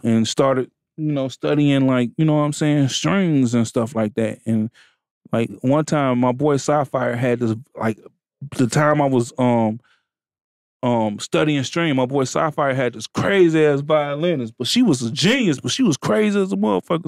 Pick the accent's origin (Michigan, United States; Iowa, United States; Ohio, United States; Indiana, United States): Michigan, United States; Benton Harbor; I come from Benton Harbor, Michigan